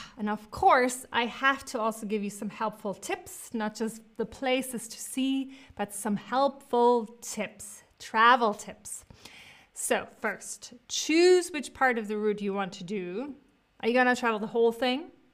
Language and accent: English; Cologne, North Rhine-Westphalia, Germany; moved away; Cologne, I was born in Cologne